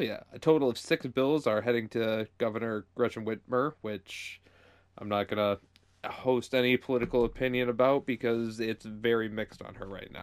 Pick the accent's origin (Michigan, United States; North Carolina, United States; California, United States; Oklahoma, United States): Michigan, United States; Michigan, my home state